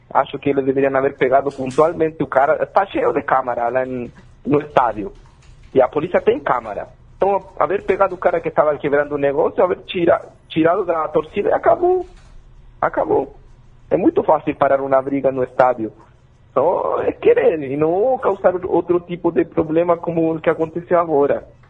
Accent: Chile; Portuguese is a second language; now in Brazil; eu sou chileno

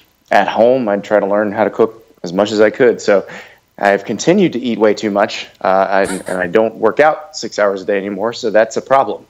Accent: Columbia, South Carolina, United States; So I was born in Columbia, South Carolina

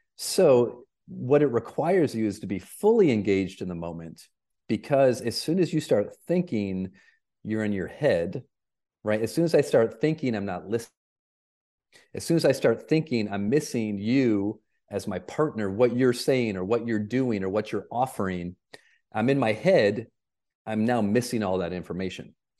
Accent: Flint, Michigan, United States; moved away; I grew up in Flint, Michigan

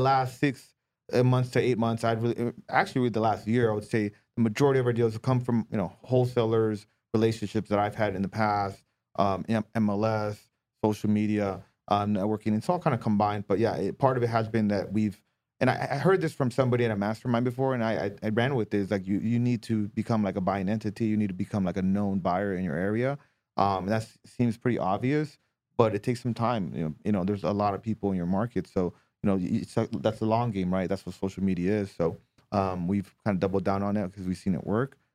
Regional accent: Southern California, United States; moved away as an adult; now in Hawaii, United States; I grew up in Southern California

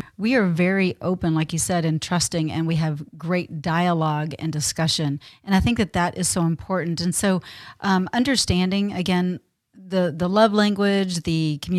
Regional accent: Texas, United States; I mean, I was brought up in the South. I was brought up in Texas.

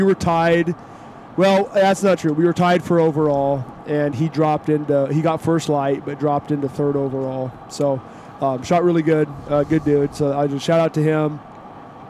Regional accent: Western Oregon, Western Washington, United States; I grew up in Western Washington, Western Oregon, where it rains, and it's pretty wet.

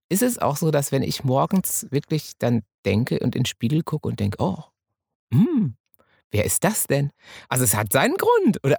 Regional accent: Münsterland, North Rhine-Westphalia, Germany; moved away; also born or lived in Hamburg; also ich bin Münsterländer

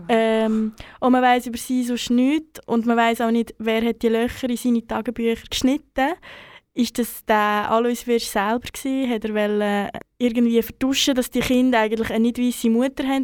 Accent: Central Switzerland, Switzerland; moved away; also born or lived in Bern; in meinem Umfeld, wo ich aufgewachsen bin, recht ähm, festes Narrativ vorherrscht, dass ähm, die Schweiz oder spezifisch die Innerschweiz ähm, überhaupt nichts mit der Kolonialgeschichte zu tun hat

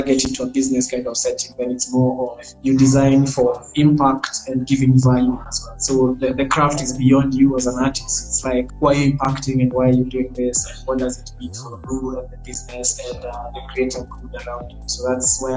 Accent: Nairobi, Kenya; I grew up in Kibera

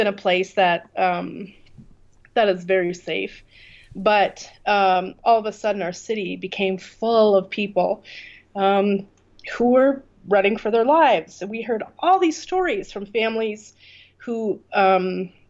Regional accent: Canada; moved away as an adult; now in Kurdistan, Iraq; I I'm from Canada. I left my life in Canada and moved here

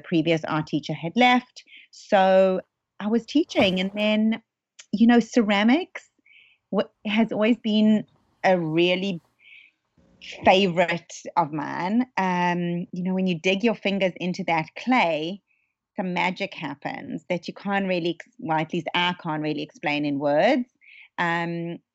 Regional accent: South Africa; now in Los Angeles, United States; I was somewhat new to Los Angeles, you know, growing up in South Africa

